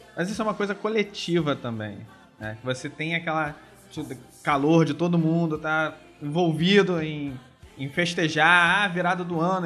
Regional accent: Brazil; eu não sou alemão, sou brasileiro

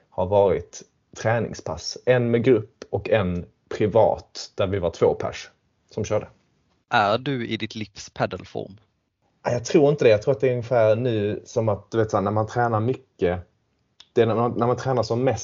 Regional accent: Sweden; now in London, United Kingdom; Jag är svensk, ja.

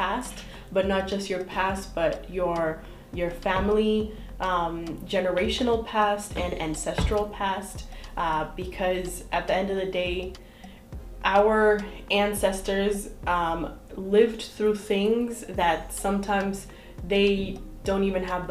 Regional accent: Boston, Massachusetts, United States; moved away as an adult; now in Brockton, United States; born and raised in Jamaica Plain, Boston

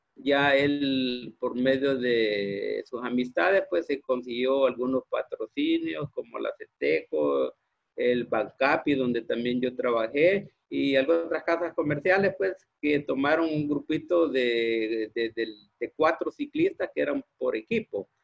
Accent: Santa Ana, El Salvador; Nací en, en Santa Ana. Ahí, ahí nací en Santa Ana.

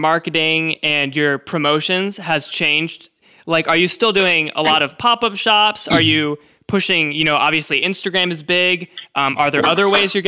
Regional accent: United States; I'm from the States.

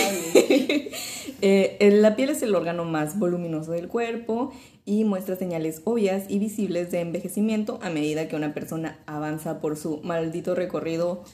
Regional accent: Mexico; Como mexicanos siendo occidentales, tenemos todas estas tradiciones de aceptar la muerte

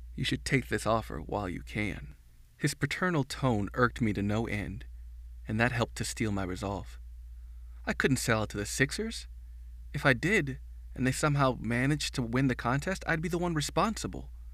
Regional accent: Midwest, United States; growing up in the Midwest

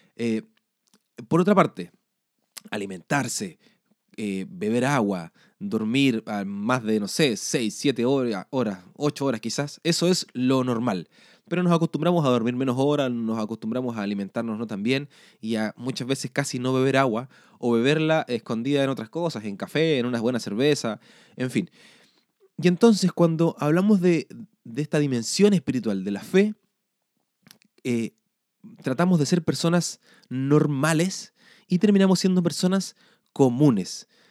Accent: Chile; nacimos en Chile o en Sudamérica, en eh, Chile en mi casa

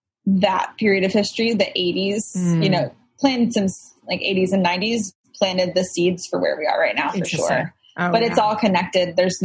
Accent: Texas, United States; moved away as an adult; also born or lived in Illinois; now in New York, United States; I'm from Illinois, but grew up in Texas.

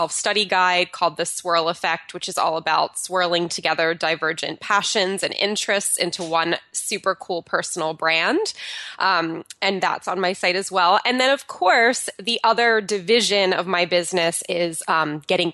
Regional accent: New Jersey, United States; moved away as an adult; now in California, United States; moving from my hometown of New Jersey to moving out to California

